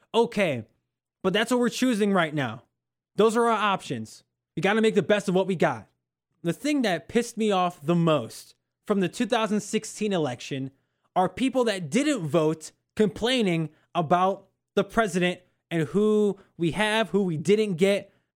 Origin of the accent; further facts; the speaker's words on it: Northwest Indiana, United States; also born or lived in Oklahoma; I'm from Northwest Indiana